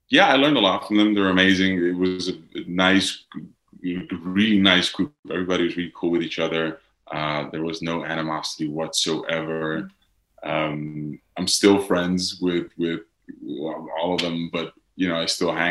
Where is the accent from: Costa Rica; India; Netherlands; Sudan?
Netherlands; accent: Dutch; English is a second language; I haven't spoken in my Dutch accent in English for the past five years. English is my second language, it's not